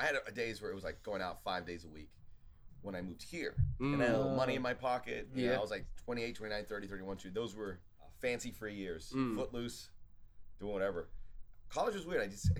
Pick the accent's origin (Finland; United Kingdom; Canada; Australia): Australia; also born or lived in Ohio, United States; I was born left at 5. That's when we moved to Australia.